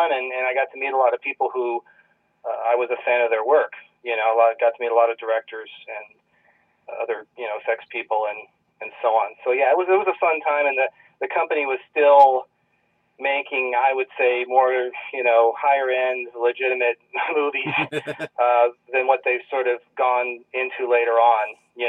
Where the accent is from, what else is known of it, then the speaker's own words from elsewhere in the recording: Virginia Beach, Virginia, United States; also born or lived in Norfolk / Georgia; I'm originally from Virginia Beach, Virginia. I moved a lot as a kid. I was born in Norfolk, which is right next to Virginia Beach, for those who know the area.